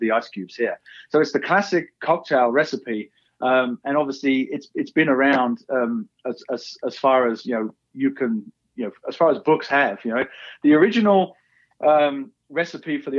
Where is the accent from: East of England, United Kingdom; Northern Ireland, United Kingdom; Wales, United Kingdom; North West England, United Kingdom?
East of England, United Kingdom; Essex; moved away as an adult; now in Park City, United States; So originally I'm from England, Essex, just east of London